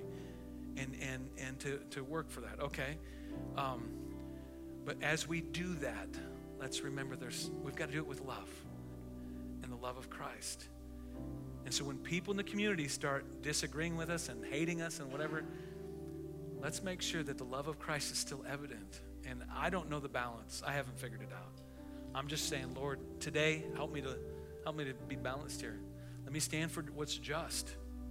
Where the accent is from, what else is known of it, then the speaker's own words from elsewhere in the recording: United States; I am an American, I'm a taxpaying American